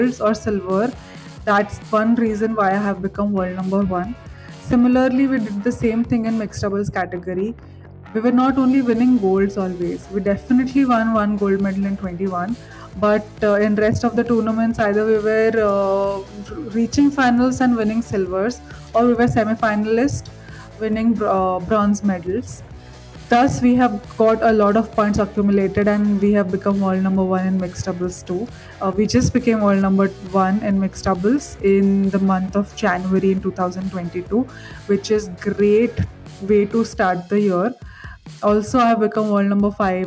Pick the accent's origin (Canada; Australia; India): India; from India